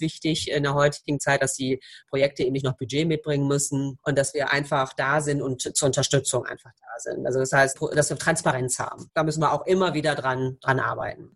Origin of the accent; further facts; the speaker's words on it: Croatia; Ich bin Kroatin